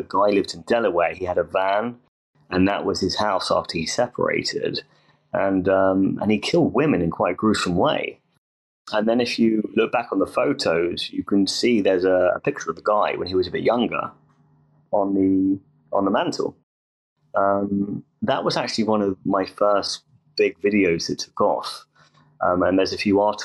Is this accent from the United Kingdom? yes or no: yes; England, United Kingdom; I'm from England